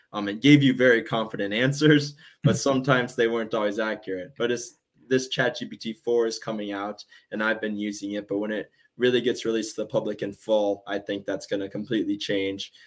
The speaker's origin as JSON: {"language": "English", "region": "southwestern Minnesota", "country": "United States", "tie": "born or raised there", "said": "my dad is on the school board at my in at my hometown. I'm in southwestern minnesota"}